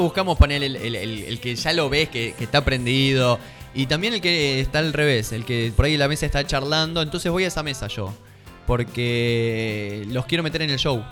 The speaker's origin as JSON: {"language": "Spanish", "region": "Buenos Aires", "country": "Argentina", "moved": "yes", "lives_now": "Tandil, Argentina", "said": "soy porteño"}